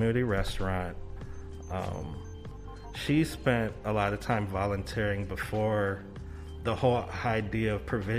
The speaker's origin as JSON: {"language": "English", "town": "St. Paul", "region": "Minnesota", "country": "United States", "tie": "born or raised there", "said": "Born and raised in St. Paul, Minnesota"}